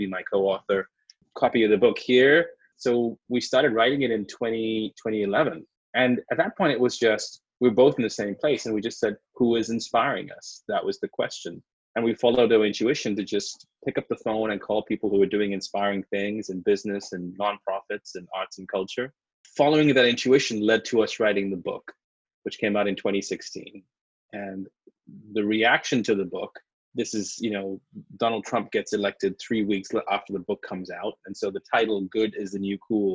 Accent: Sri Lanka; moved away as an adult; also born or lived in London, United Kingdom / New York, United States; now in Los Angeles, United States; I was born in Sri Lanka, which is a very beautiful tropical island

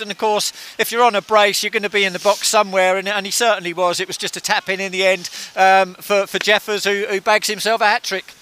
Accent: Hitchin, East of England, United Kingdom; It's my hometown

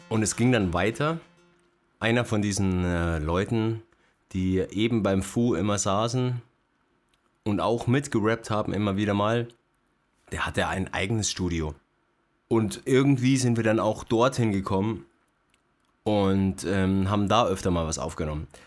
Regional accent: Uffing, Bavaria, Germany; noch ein Kumpel von mir, der Daniel nach, mit dem ich äh, in meiner Heimat in Uffing schon in der familiären Atmosphäre gerappt habe.

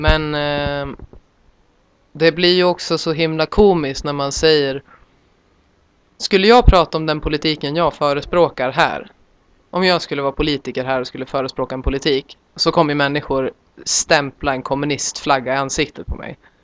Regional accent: Sweden; som svensk

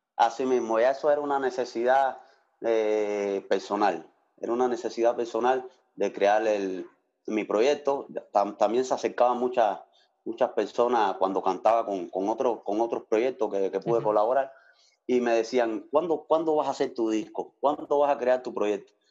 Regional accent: Havana, Cuba; moved away as an adult; now in Switzerland; en una orquesta allá en La Habana, Cuba, de donde soy

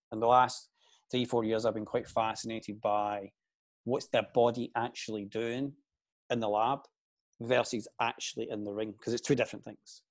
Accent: Glasgow, Scotland, United Kingdom; I i am from Glasgow, the east end of Glasgow. So I grew up in the seventies, and back in the seventies, it was pretty rough. Um, we lived in quite a deprived area

